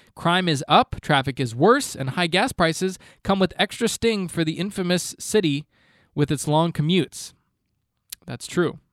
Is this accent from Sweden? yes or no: no; Canada; I'm Canadian